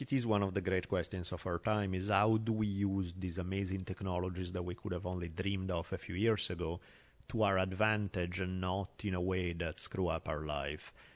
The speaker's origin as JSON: {"language": "English", "town": "Milan", "region": "Lombardy", "country": "Italy", "tie": "born or raised there", "moved": "yes", "said": "growing up in Italy on the subway, basically, where, you know, I was traveling in Milan on the subway all the time"}